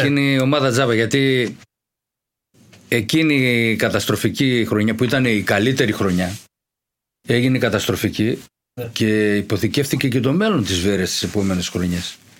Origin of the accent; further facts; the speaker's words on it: Thessaloniki, Central Macedonia, Greece; Αναληψιώτη, ε, Αριανίδη γειτονιά. Εκεί μεγαλώσαμε.